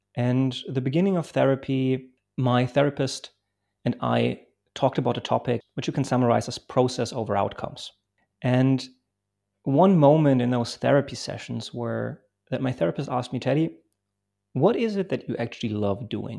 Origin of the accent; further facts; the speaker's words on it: Bremen, Germany; English is a second language; also born or lived in Poland; I grew up in Germany